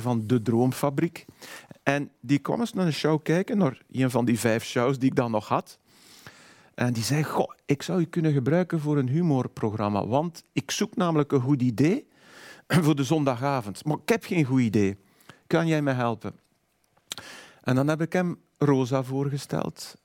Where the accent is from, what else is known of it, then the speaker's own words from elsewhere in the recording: Waarschoot, Flanders, Belgium; ik ben van Warham, dus dat soort types als Willy Nasus ken ik, want dat zijn mensen uit mijn jeugd.